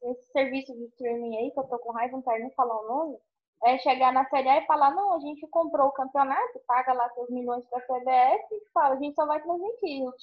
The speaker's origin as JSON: {"language": "Portuguese", "region": "Goiás", "country": "Brazil", "said": "eu sou goiana, eu falo Dazon."}